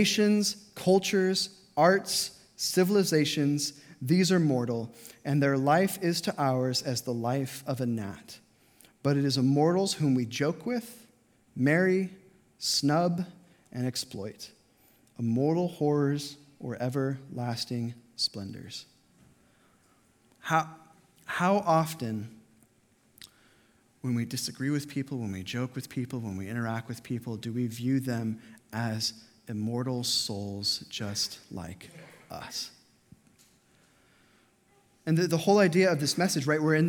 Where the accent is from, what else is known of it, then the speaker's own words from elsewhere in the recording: Las Vegas, Nevada, United States; moved away; I grew up in Las Vegas